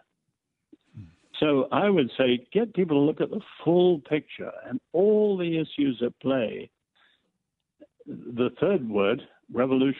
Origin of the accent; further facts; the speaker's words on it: England, United Kingdom; I'm English.